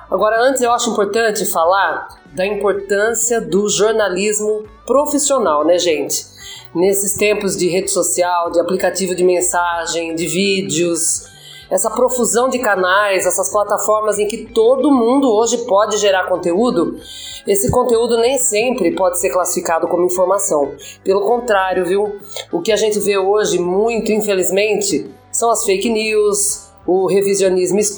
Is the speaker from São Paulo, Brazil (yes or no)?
yes; São Paulo, Brazil; Eu sou daqui do interior de São Paulo mesmo. Moro faz 25 anos em Araras.